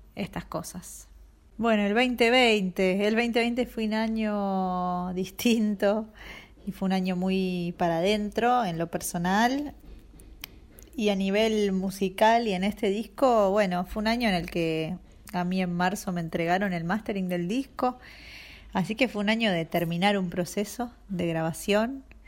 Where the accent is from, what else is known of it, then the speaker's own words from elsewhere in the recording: Buenos Aires, Argentina; soy música de Buenos Aires